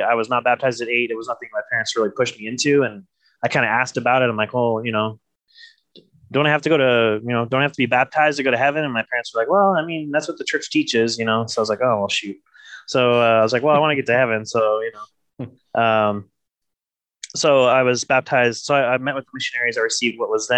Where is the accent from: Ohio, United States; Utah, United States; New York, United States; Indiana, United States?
Utah, United States; North Ogden; So I was born and raised in Northern Utah. So around the North Ogden, Pleasant View area.